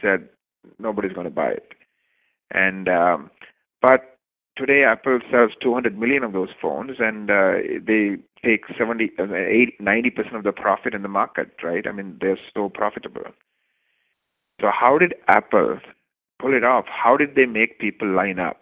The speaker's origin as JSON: {"language": "English", "country": "Canada", "said": "I'm Canadian"}